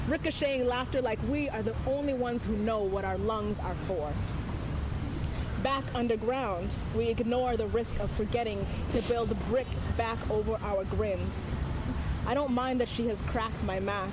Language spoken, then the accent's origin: English; Antigonish, Nova Scotia, Canada; now in Toronto, Canada; I just moved to Toronto, like, several years ago from Antigonish, Nova Scotia